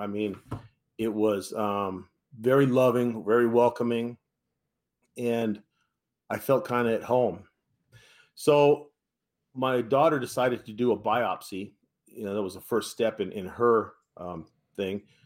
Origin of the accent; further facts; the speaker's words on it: San Francisco Bay Area, California, United States; I'm from the San Francisco Bay Area